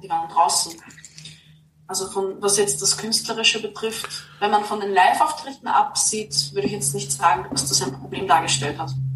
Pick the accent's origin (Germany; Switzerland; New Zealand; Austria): Austria; now in Vienna, Austria; ich bin kein Stadtkind ich wohne jetzt mhm. zwar in Wien, aber ich bin nicht in der Stadt aufgewachsen. Und gerade am Land